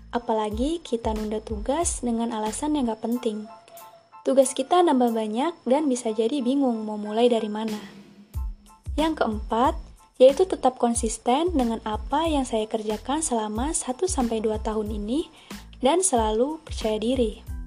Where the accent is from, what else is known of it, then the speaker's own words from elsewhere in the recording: Air Naningan, Tanggamus Regency, Lampung, Indonesia; Lahir di Kecamatan Air Naningan, Kabupaten Tanggamus